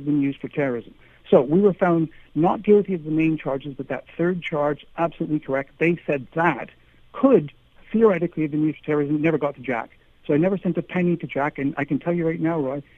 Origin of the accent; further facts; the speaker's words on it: Canada; now in United Kingdom; my wife and I are both Canadian